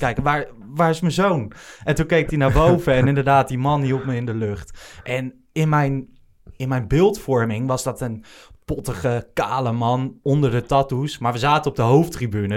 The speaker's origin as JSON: {"language": "Dutch", "area": "Achterhoek", "region": "Gelderland", "country": "Netherlands", "tie": "born or raised there", "moved": "yes", "lives_now": "Hilversum, Netherlands", "said": "Ik ben niet geboren in Amsterdam, zelfs niet in de, in de regio, opgegroeid in de Achterhoek zelfs"}